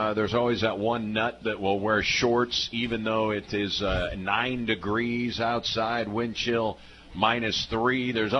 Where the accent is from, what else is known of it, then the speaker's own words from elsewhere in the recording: Macomb, Illinois, United States; moved away as an adult; also born or lived in Key West, Florida; I'm from Macomb.